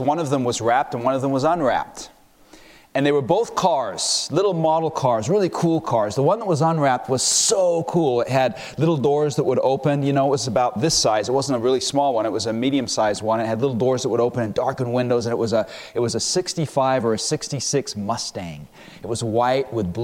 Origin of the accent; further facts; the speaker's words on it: London, United Kingdom; moved away; also born or lived in United States; When I was a young man, I was raised in London, England.